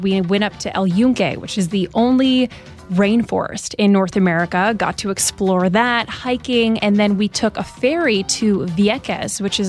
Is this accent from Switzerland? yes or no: yes; Lutry, Vaud, Switzerland; moved away; So I grew up in Lutry, which is a small town next to Lausanne in the French side